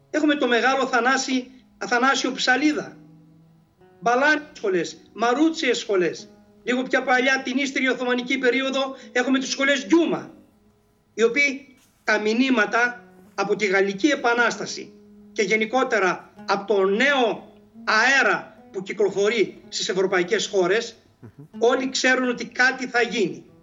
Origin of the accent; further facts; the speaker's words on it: Greece; Απλώς εμείς ως Έλληνες εκμεταλλευτήκαμε αυτή την αντίθεση